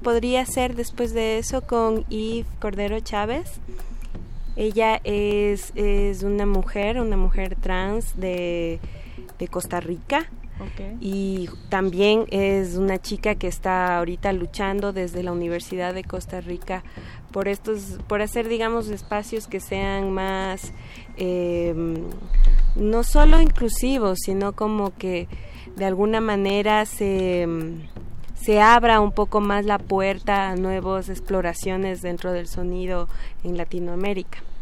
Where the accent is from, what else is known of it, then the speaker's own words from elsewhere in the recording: Ecuador; moved away as an adult; now in Mexico; somos de Ecuador